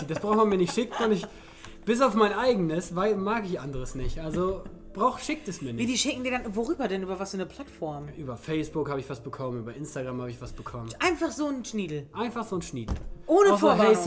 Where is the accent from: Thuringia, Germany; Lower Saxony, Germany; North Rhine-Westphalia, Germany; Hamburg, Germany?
Lower Saxony, Germany; Ich komme hier aus dem Dorf Festival leding